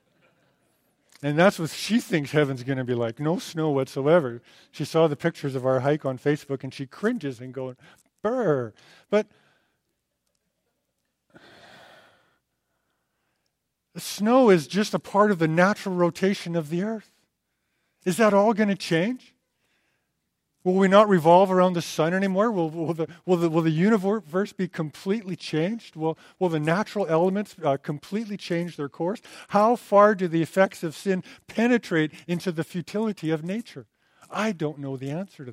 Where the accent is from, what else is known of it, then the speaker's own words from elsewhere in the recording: Alberta, Canada; I'm from Alberta